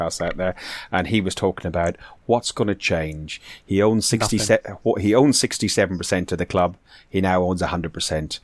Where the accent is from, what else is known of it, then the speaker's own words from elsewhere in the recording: Ireland; I'm Irish